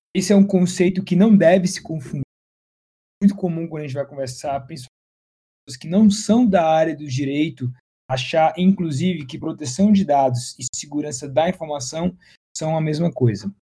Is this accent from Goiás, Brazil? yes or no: no; Fortaleza, Ceará, Brazil; moved away as an adult; now in São Paulo, Brazil; eu sou também cearense, sou de Fortaleza, mas estou radicado em São Paulo já tem aí mais de 10 anos